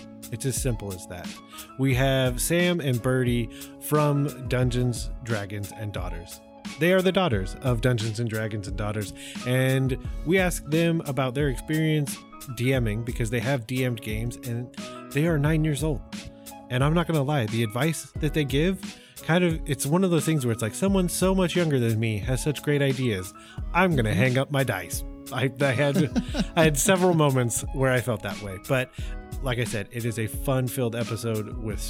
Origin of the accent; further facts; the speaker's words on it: Canada; And yes, I am Canadian.